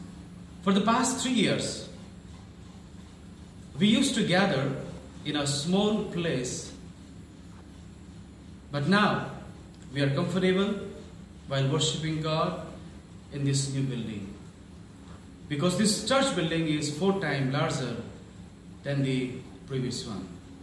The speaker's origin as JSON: {"language": "English", "town": "Nepalganj", "region": "Lumbini Province", "country": "Nepal", "said": "from Nepalganj, Nepal."}